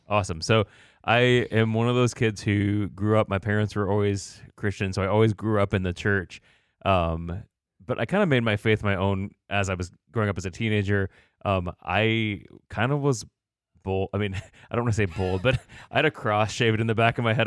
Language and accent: English; Batavia, Illinois, United States; now in Goshen, United States; I was born in this area, um, but then did most of my growing up in the Chicagoland area